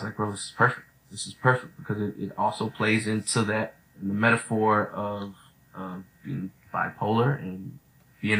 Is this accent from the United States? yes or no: yes; Austin, Texas, United States; I grew up in Austin